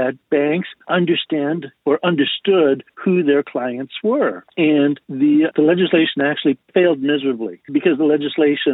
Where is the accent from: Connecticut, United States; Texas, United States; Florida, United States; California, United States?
Florida, United States; Miami; I grew up in Miami and started my banking career in Miami as a teller